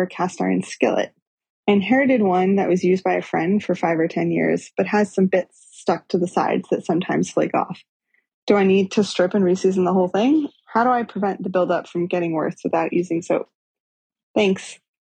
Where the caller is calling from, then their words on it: New York City, New York, United States; I'm calling from Brooklyn.